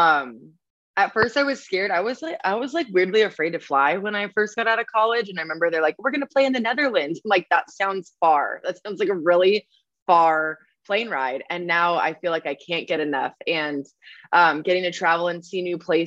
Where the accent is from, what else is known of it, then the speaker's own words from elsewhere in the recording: Southern California, United States; I'm from Southern California